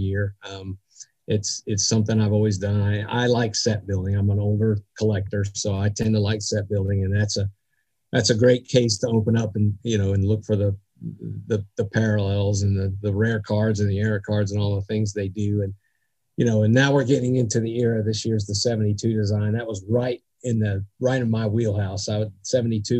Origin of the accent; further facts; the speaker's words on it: New Jersey, United States; I was born in New Jersey